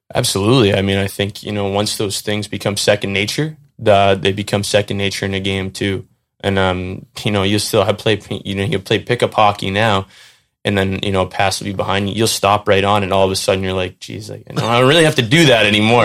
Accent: North Andover, Massachusetts, United States; I went over to Brooks School um, which is about a mile from my house in North Andover, Mass, where I grew up

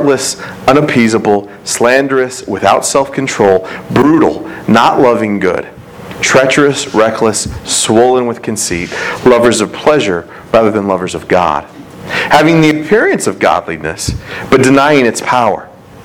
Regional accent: United States; as American people

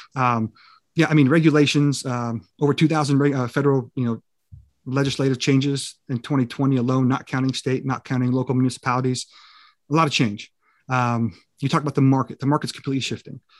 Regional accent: California, United States; I grew up in California

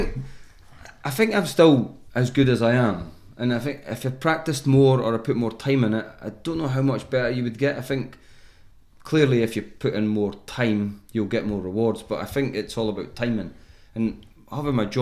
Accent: Scotland, United Kingdom; I'm Scottish and I pin my whole world on I'm Scottish

